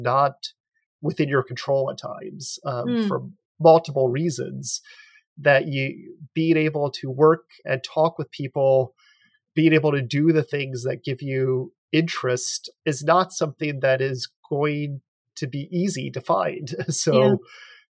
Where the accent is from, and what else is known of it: United States; also born or lived in Ottawa, Canada; now in St. Louis, United States